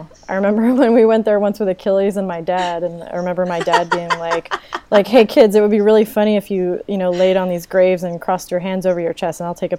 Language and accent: English; East Coast, United States; now in California, United States; I live in California, and I'm originally from the East Coast